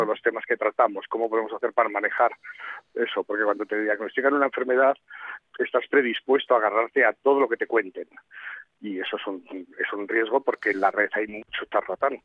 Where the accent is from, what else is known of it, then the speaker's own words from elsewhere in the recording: Madrid, Community of Madrid, Spain; yo que soy de Madrid